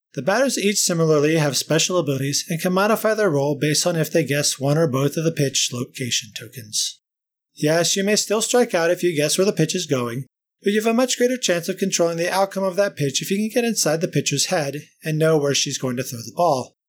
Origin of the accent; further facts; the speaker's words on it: United States; moved away; also born or lived in St. Louis, Missouri / Cincinnati, Ohio; Growing up in Saint Louis and Cincinnati in the late seventies to early eighties